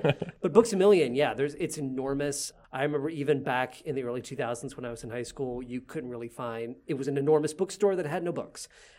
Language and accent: English; Owensboro, Kentucky, United States; I grew up in Owensboro, Kentucky, mm-hmm. which is, it's small